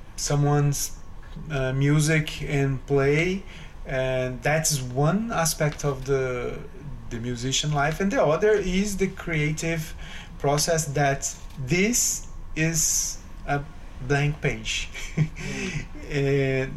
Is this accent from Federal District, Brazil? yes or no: no; São Paulo, Brazil; now in New York City, United States; I'm originally from Brazil. I grew up in Brazil in the uh, it's a city three hours from São Paulo city.